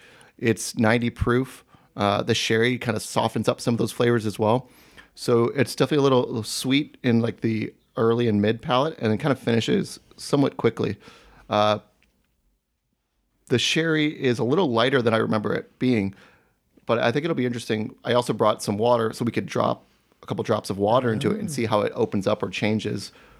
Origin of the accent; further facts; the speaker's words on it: Cleveland, Ohio, United States; oh, I'm from Cleveland. I drove all the way out here to be with my Seattle brethren.